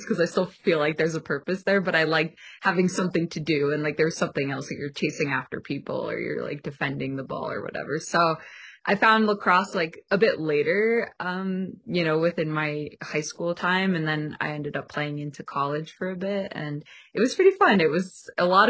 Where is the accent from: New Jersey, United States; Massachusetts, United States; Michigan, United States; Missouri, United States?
New Jersey, United States; moved away as an adult; also born or lived in Pennsylvania / Boston / New York; now in Colorado, United States; I'm originally from New Jersey. I am an East Coast girl.